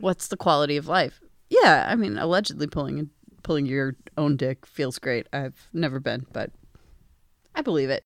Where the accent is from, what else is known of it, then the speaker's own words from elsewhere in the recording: Pennsylvania, United States; I'm from Pennsylvania